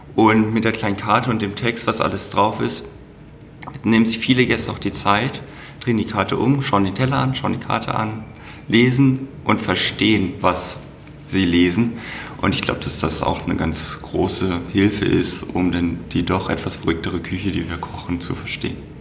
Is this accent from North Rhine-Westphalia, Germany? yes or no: no; Hanover, Lower Saxony, Germany; moved away as an adult; also born or lived in Black Forest; now in Franconia, Germany; Ich bin gebürtiger Hannoveraner